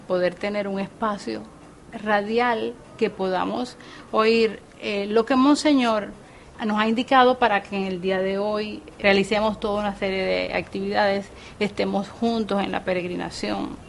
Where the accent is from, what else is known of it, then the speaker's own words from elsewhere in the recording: Santiago de Cuba, Cuba; para todos nosotros, los cubanos y especialmente los santiagueros